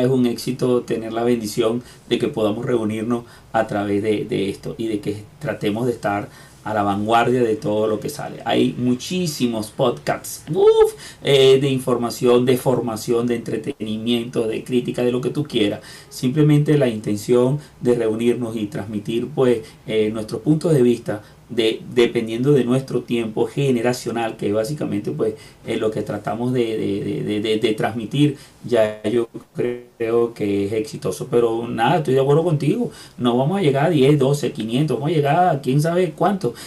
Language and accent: Spanish; Venezuela; moved away as an adult; now in Lima, Peru; venezolanos de donde nací, de mi tierra y en la ciudad este, donde estoy pues desde hace unos cuantos años, que es Lima